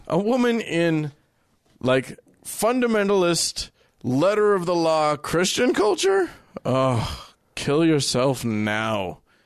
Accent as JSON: {"language": "English", "country": "United States", "said": "As an American who went to India"}